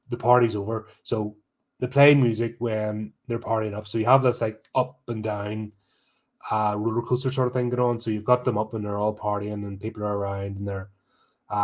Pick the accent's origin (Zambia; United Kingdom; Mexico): United Kingdom; As a Brit